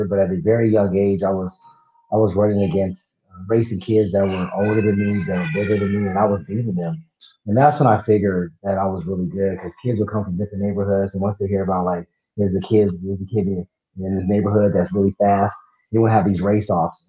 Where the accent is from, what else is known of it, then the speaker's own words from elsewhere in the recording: Riverside, California, United States; I grew up in Riverside, California, which is Southern California